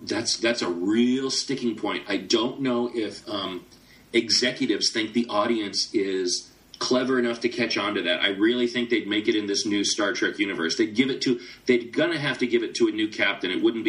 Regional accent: United States; as an American

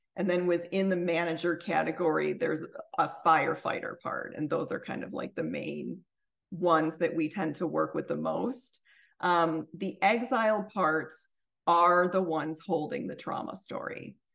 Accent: suburbs of Chicago, Illinois, United States; moved away; also born or lived in Washington, D.C.; where I'm from, which is the suburbs of Chicago

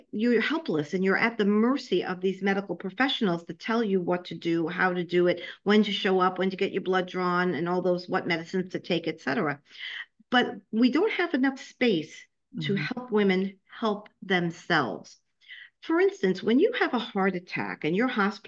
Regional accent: New York City, New York, United States; accent: New York; also born or lived in Florida / Ohio / Nebraska; now in Tampa, United States; I was born and raised in Brooklyn, New York, so I'm sure you can hear my New York accent. However, I've been in Florida for the last 12 years.

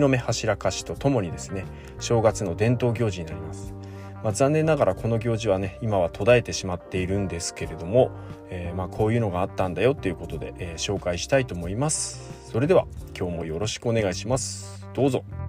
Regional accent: Iwate, Japan; now in Takachiho, Japan; 岩手出身の僕

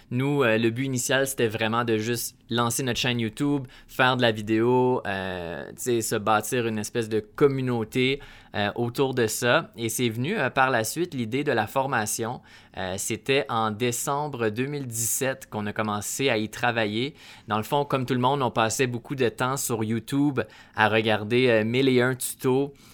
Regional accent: Canada; accent: Canadian

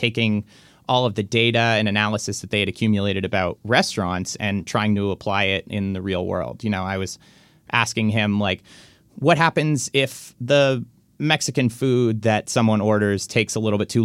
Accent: Toronto, Ontario, Canada; I'm actually from Toronto

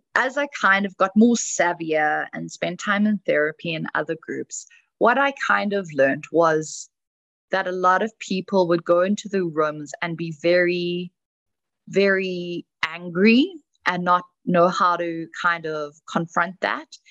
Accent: South Africa; moved away; I come from South Africa, old country

